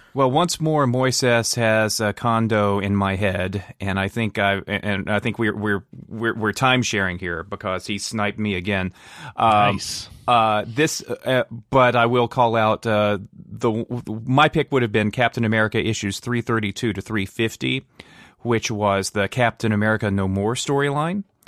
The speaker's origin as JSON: {"language": "English", "town": "Durham", "region": "North Carolina", "country": "United States", "said": "I'm from Durham, North Carolina"}